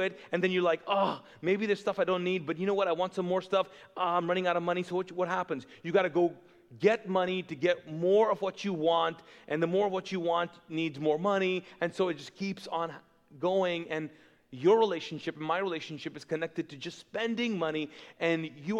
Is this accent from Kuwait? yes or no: yes; Kuwait; also born or lived in Pakistan; now in Charlotte, United States; I grew up in Kuwait, which is a very wealthy country. But I grew up as an immigrant. So if you're wondering, I'm not Kuwaiti, even though I was born and raised there